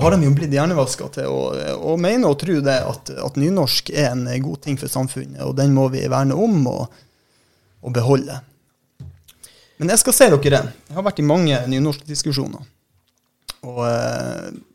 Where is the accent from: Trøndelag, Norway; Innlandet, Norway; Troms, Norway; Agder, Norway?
Troms, Norway; southern; moved away; jeg sjøl er jo fra sør i Troms